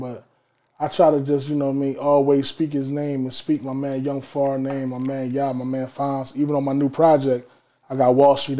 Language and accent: English; Philadelphia, Pennsylvania, United States; I'm from Philly.